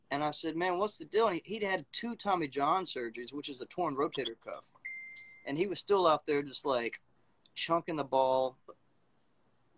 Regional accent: Mississippi, United States; also born or lived in Missoula, Montana; now in Birmingham, United States; I'm from Mississippi originally

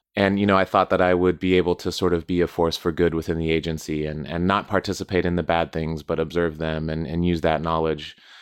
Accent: Southwest United States, United States; I grew up in the Southwest, United States, close to the border

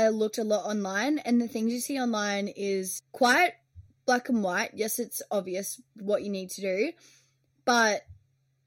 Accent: Australia; moved away as an adult; now in London, United Kingdom; we are Australian

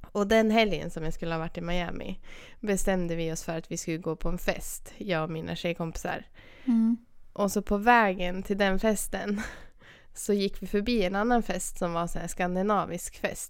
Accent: Sweden; jag är från Sverige

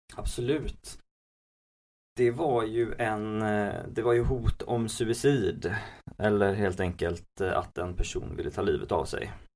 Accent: Gothenburg, Västra Götaland, Sweden; jag är född i Göteborg och har bott i Göteborg hela mitt liv

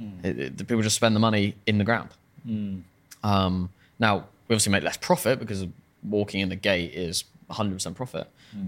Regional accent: Farnham, South East England, United Kingdom; Because that it's my hometown, is to make... And the hometown is like a rugby town.

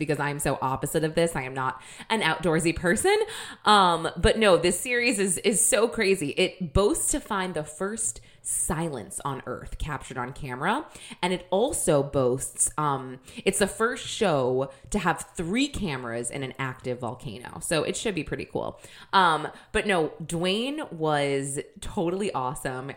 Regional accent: New Hampshire, United States; I'm from New Hampshire

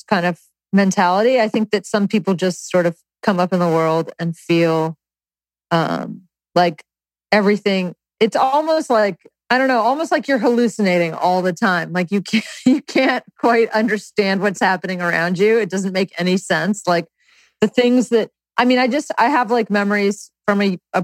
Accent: North Carolina, United States; growing up in the South in North Carolina

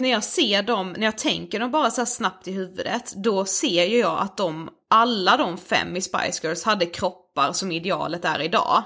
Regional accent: Karlshamn, Blekinge, Sweden; hemma i Karlshamn

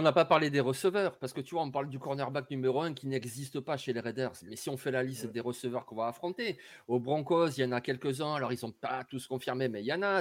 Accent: Marseille, Provence-Alpes-Côte d'Azur, France; je suis marseillais

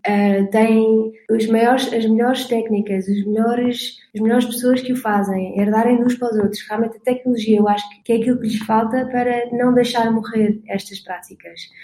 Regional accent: Portugal; eu sou portuguesa

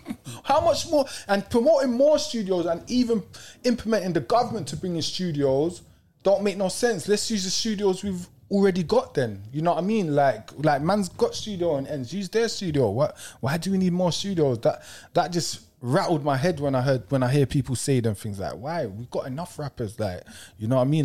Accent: Kennington, London, United Kingdom; The ends I'm from Kenneton

